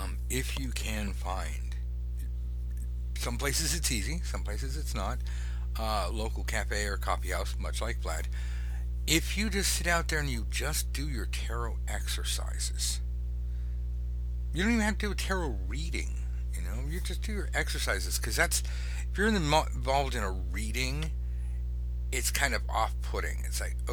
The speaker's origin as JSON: {"language": "English", "town": "Los Angeles", "region": "California", "country": "United States", "said": "I'm from Los Angeles. I grew up on McDonald's and Burger King and Coca-Cola"}